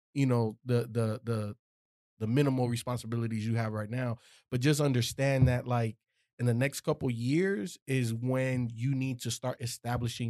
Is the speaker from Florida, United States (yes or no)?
yes; Miami, Florida, United States; growing up in Miami, that shit, I was a wild boy.